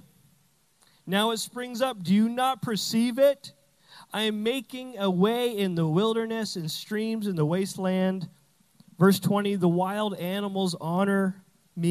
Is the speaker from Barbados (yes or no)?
no; Canada; now in United States; I'm Canadian. I say flag weird.